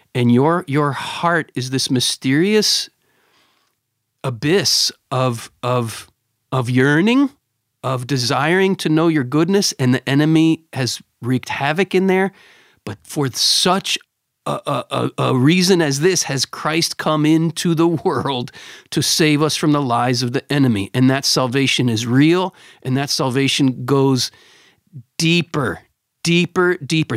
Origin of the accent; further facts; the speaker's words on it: Pennsylvania, United States; I grew up in Pennsylvania